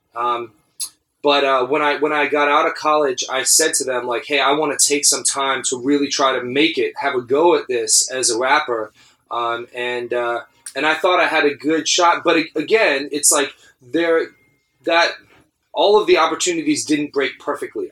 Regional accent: Atlanta, Georgia, United States; also born or lived in Philadelphia; I was born and raised in Atlanta, Georgia. Um, in downtown Atlanta, went to public schools

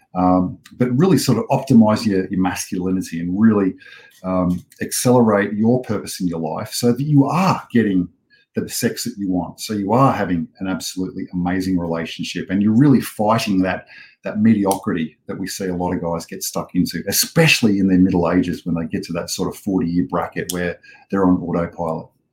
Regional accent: Australia; I am an Australian born and bred man

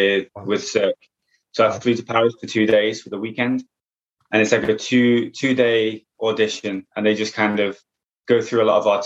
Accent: Southport, North West England, United Kingdom; So I come from a small town just outside of Liverpool called Southport.

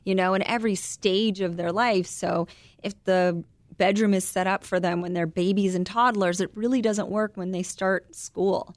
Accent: United States

